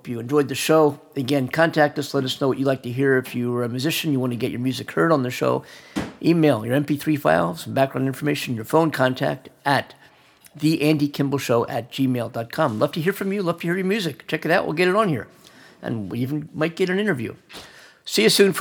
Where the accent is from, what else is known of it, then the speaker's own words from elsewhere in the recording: Pennsylvania, United States; I'm from Pennsylvania, not far. I'm from, I guess, about an hour and a half from Asbury Park, New Jersey